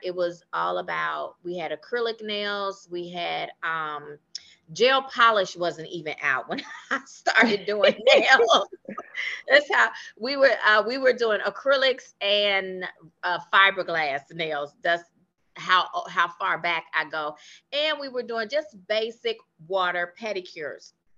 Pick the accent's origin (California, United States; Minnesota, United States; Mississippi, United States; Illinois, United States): Illinois, United States; Chicago; moved away as an adult; now in McKinney, United States; I'm actually from Chicago, and that is actually where I started my nail care career